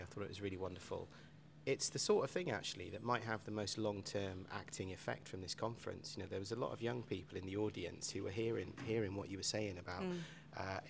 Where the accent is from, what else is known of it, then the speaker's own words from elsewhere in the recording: Cardiff, Wales, United Kingdom; I grew up in Cardiff